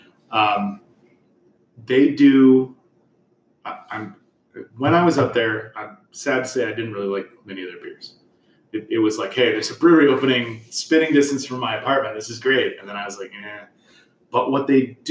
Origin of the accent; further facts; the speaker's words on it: Chicago, Illinois, United States; I'm from Chicago.